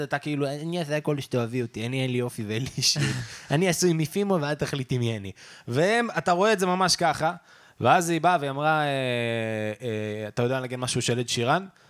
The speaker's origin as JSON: {"language": "Hebrew", "town": "Netanya", "region": "Central District", "country": "Israel", "tie": "born or raised there", "said": "אני גדלתי בנתניה"}